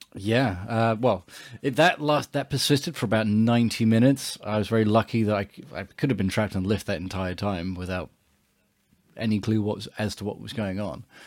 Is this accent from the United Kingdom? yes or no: yes; England, United Kingdom; we grew up in England